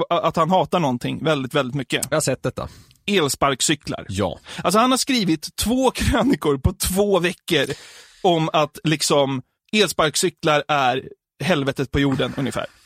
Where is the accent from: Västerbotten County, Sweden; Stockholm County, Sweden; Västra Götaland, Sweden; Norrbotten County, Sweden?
Stockholm County, Sweden; Norrtälje; jag är uppväxt i Norrtälje